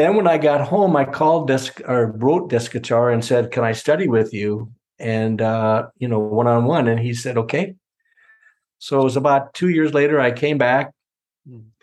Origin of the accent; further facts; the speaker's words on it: California, United States; I was from California